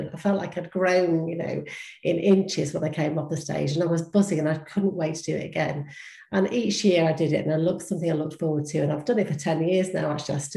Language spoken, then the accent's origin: English; United Kingdom